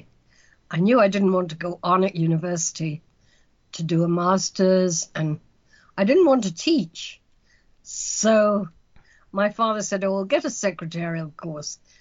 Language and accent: English; West Wales, United Kingdom; moved away as an adult; also born or lived in London / Lesotho / Uganda / Cameroon; now in United States; I grew up in West Wales on the edge of a small market town